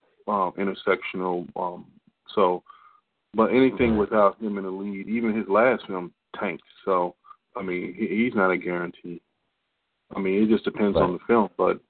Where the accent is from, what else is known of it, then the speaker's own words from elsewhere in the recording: Washington, District of Columbia, United States; I grew up in Washington, D.C.